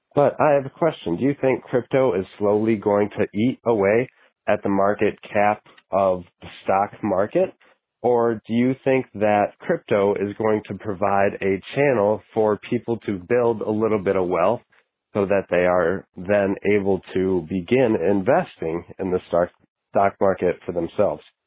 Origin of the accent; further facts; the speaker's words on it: Wisconsin, United States; I'm from Wisconsin.